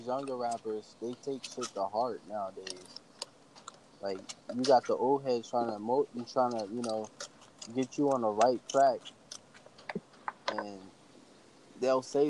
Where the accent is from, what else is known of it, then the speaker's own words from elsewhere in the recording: Virginia, United States; I'm from Virginia